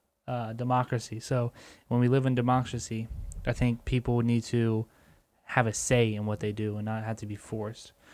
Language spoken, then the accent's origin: English; United States; as American people